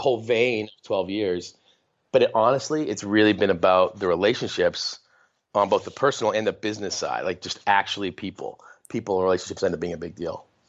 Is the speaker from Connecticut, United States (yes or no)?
no; northern Maine, United States; also born or lived in San Diego, California; I grew up in a very small town in northern Maine. We're from San Diego, and then when I was a little kid, we moved to this town where my dad grew up